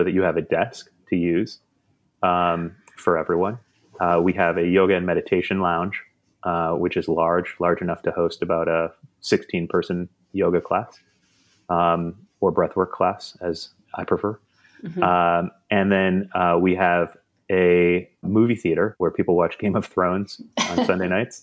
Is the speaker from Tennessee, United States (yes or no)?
no; Wisconsin, United States; also born or lived in New York; now in Los Angeles, United States; I'm from Wisconsin